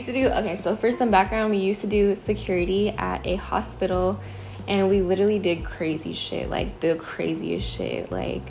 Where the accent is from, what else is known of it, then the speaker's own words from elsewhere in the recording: Long Beach, California, United States; I'm 21. I'm from Long Beach, California.